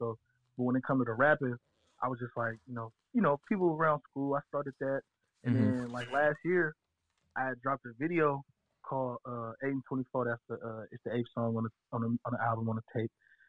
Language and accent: English; Pittsburgh, Pennsylvania, United States; I'm from Pittsburgh, so it's already not heavy out here